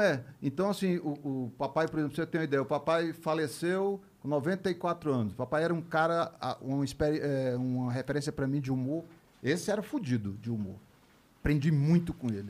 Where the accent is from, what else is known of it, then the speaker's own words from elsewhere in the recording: Fortaleza, Ceará, Brazil; moved away; also born or lived in Rio de Janeiro / São Paulo; eu sou de Fortaleza